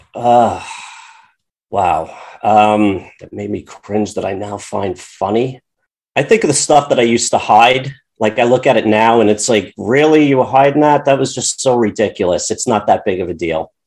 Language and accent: English; Long Island, New York, United States; I grew up on Long Island